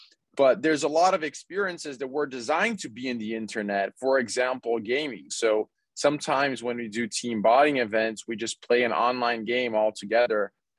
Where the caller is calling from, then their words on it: Los Angeles, California, United States; I'm here from Los Angeles.